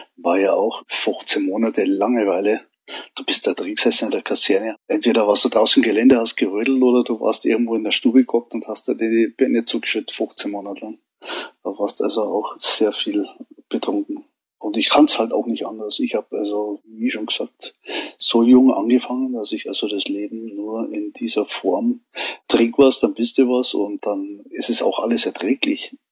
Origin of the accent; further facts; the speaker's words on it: Munich, Bavaria, Germany; geboren in München